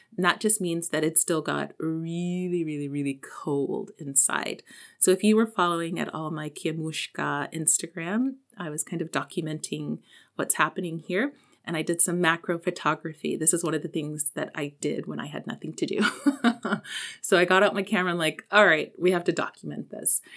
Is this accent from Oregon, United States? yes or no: no; Texas, United States; moved away; also born or lived in South Korea; as a Texan